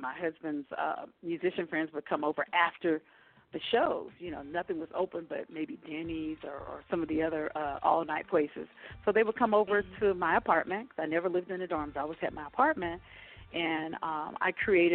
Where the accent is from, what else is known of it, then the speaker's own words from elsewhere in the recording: New Orleans, Louisiana, United States; now in Castle Pines, United States; I'm originally from New Orleans, Louisiana